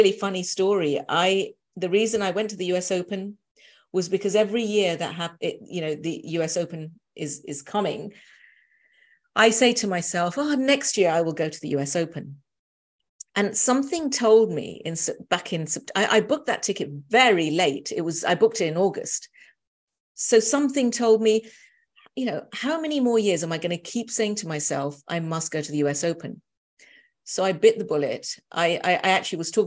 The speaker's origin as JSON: {"language": "English", "region": "London", "country": "United Kingdom", "said": "being a Londoner"}